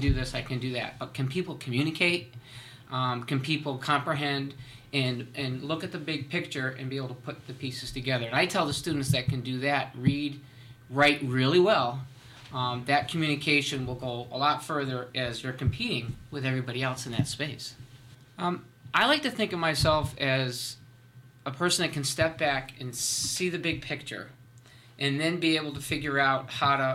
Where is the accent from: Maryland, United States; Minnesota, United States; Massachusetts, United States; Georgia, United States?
Massachusetts, United States; Berkshire County, western; I come from the Berkshire County areas out in western Massachusetts